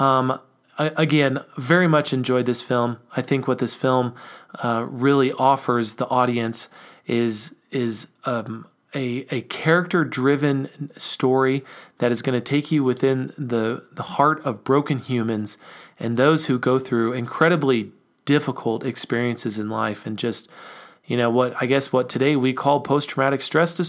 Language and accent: English; United States; we think of ourselves as American citizens